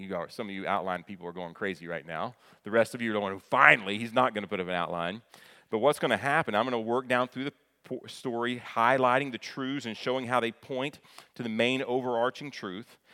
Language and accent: English; Kentucky, United States; I grew up in Kentucky, right across from Ohio